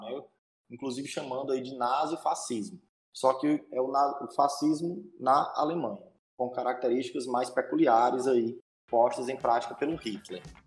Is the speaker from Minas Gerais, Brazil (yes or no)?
no; interior of Ceará, Brazil; sou do interior do Ceará, é, do capítulo Cidade de Iguatu